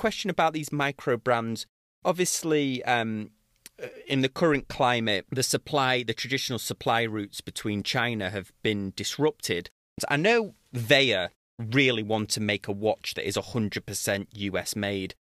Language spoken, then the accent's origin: English; Manchester, North West England, United Kingdom; my hometown of Manche, my home city of Manchester